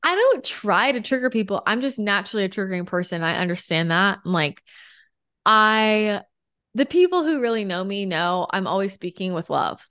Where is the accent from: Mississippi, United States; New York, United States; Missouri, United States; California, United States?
California, United States; also born or lived in Los Angeles / San Diego; I grew up in California